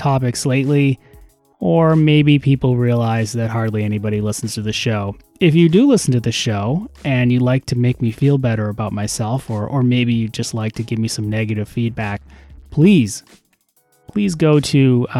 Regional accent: Canada; I'm Canadian

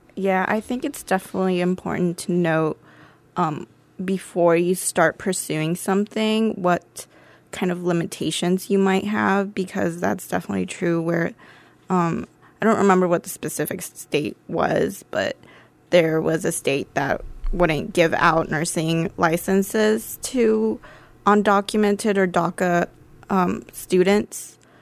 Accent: Dublin, Ohio, United States; I grew up in Dublin, Ohio

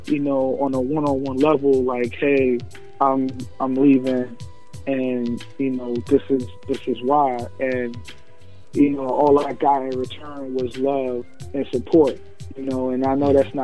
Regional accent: New York, United States; now in Pennsylvania, United States; I came from New York, you know what I'm saying, born and raised

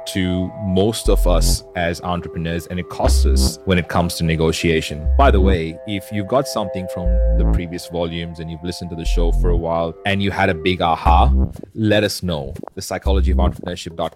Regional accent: Australia; I'm Australian

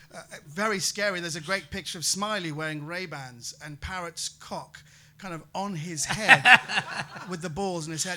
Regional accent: United Kingdom; also born or lived in Bratislava, Slovakia; as British people, we hate to haggle

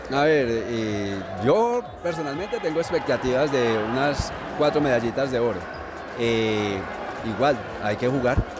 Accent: Caldas, Colombia; also born or lived in Chinchiná; Yo vivo en Chinchiná y soy de acá de Caldas

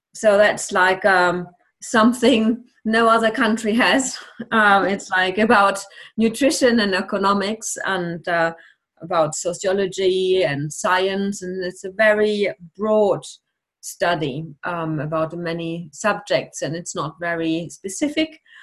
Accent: Bochum, North Rhine-Westphalia, Germany; English is a second language; also born or lived in Cologne / Essen / Bonn; I'm born in Cologne but I grew up in Bochum, where I did uh, school, finished school

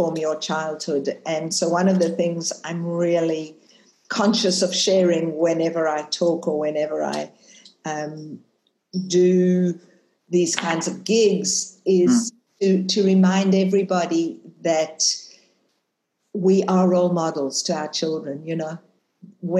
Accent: South Africa; moved away as an adult; also born or lived in Israel; now in Australia; I was born in South Africa, left South Africa when I finished school, went to live in Israel for many years, and then landed in the promised land

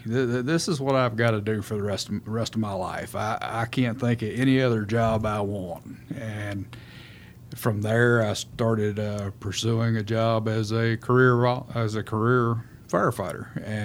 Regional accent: Round Rock, Texas, United States; Round Rock.

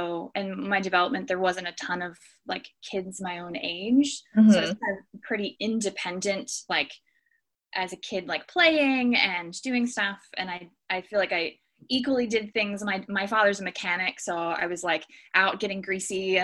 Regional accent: near Harrisburg, Pennsylvania, United States; moved away as an adult; now in Great Lakes, United States; I'm originally from Eders, Pennsylvania, which is just outside of Harrisburg, Pennsylvania

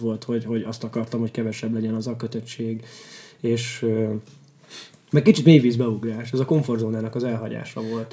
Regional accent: Kaposvár, Somogy, Hungary; Kaposvári vagyok, ott Somogyban ismerősök

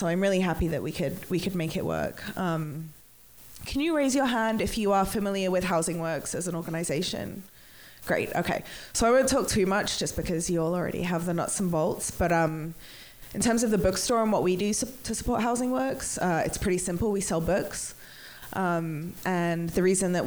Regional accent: England, United Kingdom; I'm English

